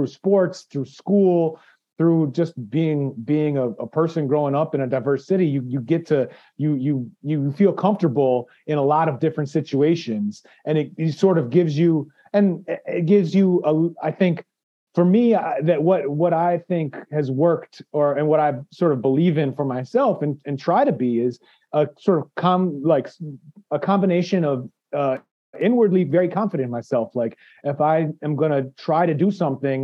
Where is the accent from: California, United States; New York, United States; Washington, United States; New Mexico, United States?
New York, United States; New York City; also born or lived in Philippines; I had an hour and a half ride to my high school on the subway growing up in New York